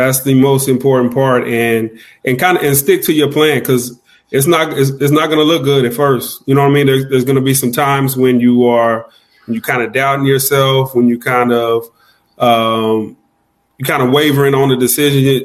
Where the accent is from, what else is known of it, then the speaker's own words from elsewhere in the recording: Indianapolis, Indiana, United States; moved away as an adult; also born or lived in Korea; now in San Antonio, United States; born and raised in Indianapolis, Indiana.